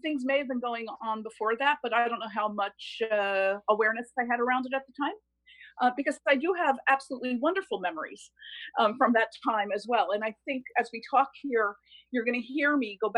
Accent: Bloomfield, New Jersey, United States; also born or lived in Newark, New Jersey; now in Keswick Ridge, Canada; I was born in Newark, New Jersey, grew up in Bloomfield, New Jersey to Italian immigrants.

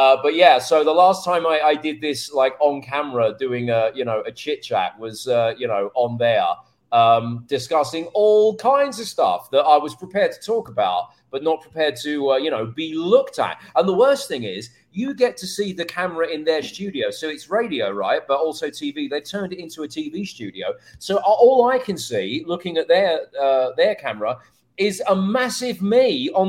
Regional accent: England, United Kingdom; accent: British; moved away as an adult; also born or lived in Phoenix / New York; now in Dallas, United States; England, where I'm from. I always say the only thing that's British about me is my accent and place of birth

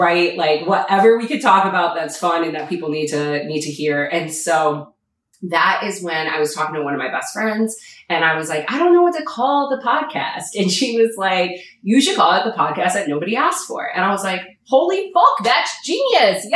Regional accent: New York, United States; moved away as an adult; now in Florida, United States; I am a New Yorker, and I will forever be a New Yorker at heart

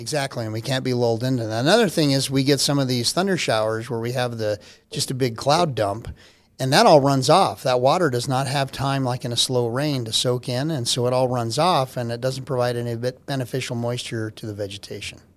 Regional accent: Albuquerque, New Mexico, United States; moved away as an adult; also born or lived in Oklahoma / Corpus Christi, Texas; now in Colorado Springs, United States; I'm from Albuquerque

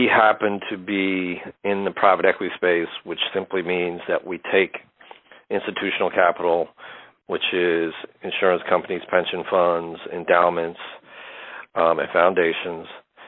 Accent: New Jersey, United States; also born or lived in Harlem, New York; now in New York City, United States; we grew up in Central Jersey

